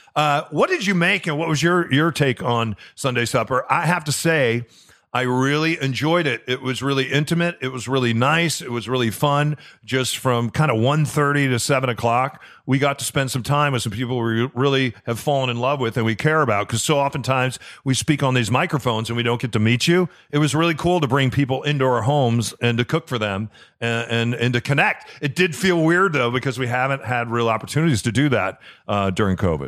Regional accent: Chicago, Illinois, United States; moved away; where I grew up in Chicago

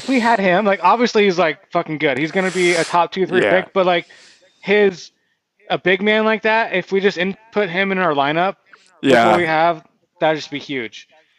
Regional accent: Olympia, Washington, United States; I didn't go to Olympia High School, but that's the town I'm from.

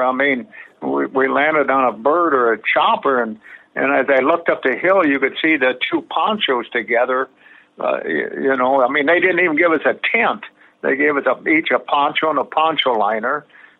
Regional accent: Midwest, United States; And I guess I felt we had an advantage because we grew up in the Midwest.

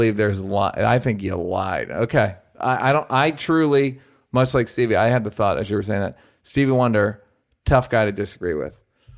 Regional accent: Bronx, New York, United States; And I'm from the Bronx.

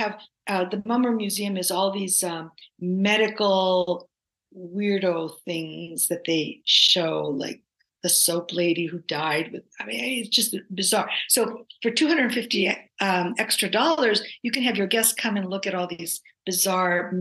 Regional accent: Oregon, United States; I'm from Oregon

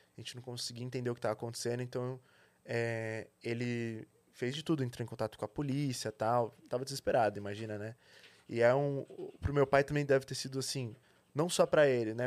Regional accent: São Paulo, Brazil; eu nasci em São Paulo, na verdade, né? É, estudei aqui aqui na, numa, na escola Waldorf

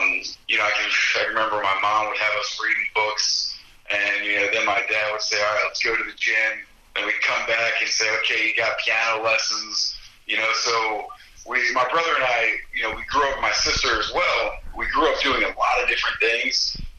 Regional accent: New Jersey, United States; And when I say I'm from Jersey, the first thing everybody says is, just like Jersey Shore.

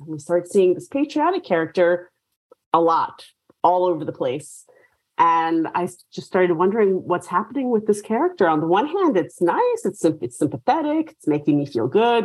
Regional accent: New York City, New York, United States; moved away; I'm from New York. So I grew up in New York City

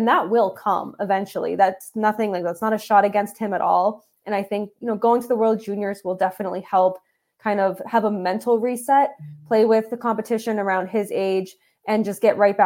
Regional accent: Massachusetts, United States; I grew up in Massachusetts, born and raised

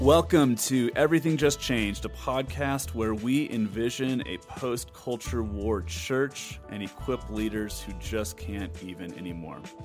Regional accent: Southern California, United States; I grew up in Southern California in a really, really large church

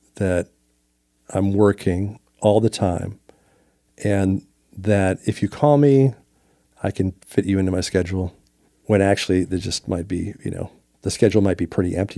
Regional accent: Minneapolis, Minnesota, United States; born or raised there; now in Nashville, United States

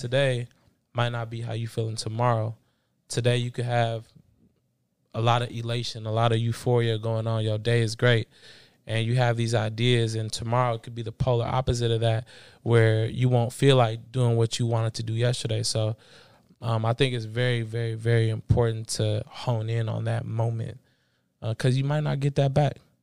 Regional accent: Bay Area, California, United States; also born or lived in Los Angeles, California / Belize (ancestry); I moved to the Bay Area going into fourth grade

